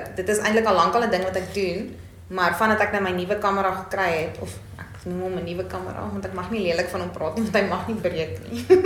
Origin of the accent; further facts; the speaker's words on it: Bloemfontein, Free State, South Africa; ek is van Bloemfontein af, ek is hier gebore